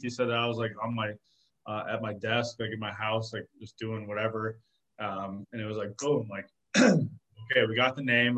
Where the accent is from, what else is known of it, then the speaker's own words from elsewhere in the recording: Arizona, United States; I was born and raised in Arizona